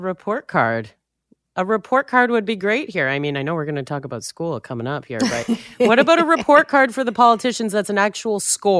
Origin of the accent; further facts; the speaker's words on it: Richmond Hill, Ontario, Canada; So I grew up in Richmond Hill suburb, just north of Toronto.